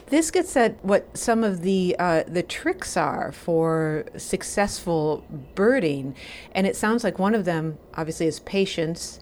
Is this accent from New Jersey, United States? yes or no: no; Wisconsin, United States; I am from Wisconsin too